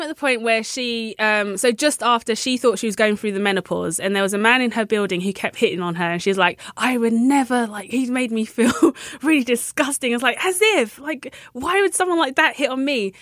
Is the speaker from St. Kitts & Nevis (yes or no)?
no; London, United Kingdom; I'm from London